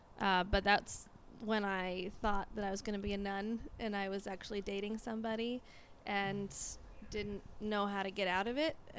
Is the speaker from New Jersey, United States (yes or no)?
no; Oregon, United States; also born or lived in Los Angeles; No, I grew up in Oregon, but I did go live in L.A. for 7 years.